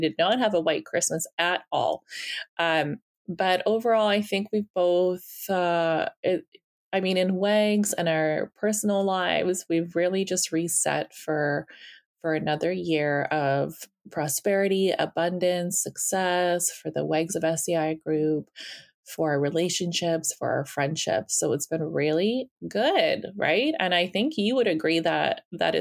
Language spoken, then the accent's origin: English; Siberia, Russia; moved away; I was born in Siberia